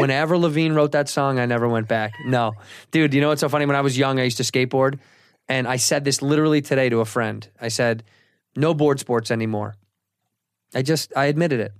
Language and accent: English; Chicago, Illinois, United States; in the city until I was, uh, nine, and then we moved to the western suburbs